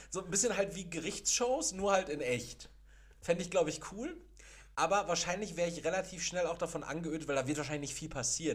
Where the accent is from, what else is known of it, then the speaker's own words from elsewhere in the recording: Castrop-Rauxel, North Rhine-Westphalia, Germany; now in Gelsenkirchen, Germany; ich komme ja aus, gebürtig aus Kastrop-Rauxel